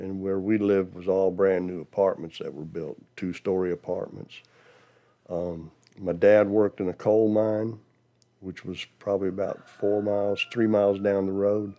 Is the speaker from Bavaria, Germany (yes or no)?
yes; Dachau, Bavaria, Germany; born there; You have to consider I was born in Germany in 1949. And the town was called Dachau, not to be confused with the concentration camp.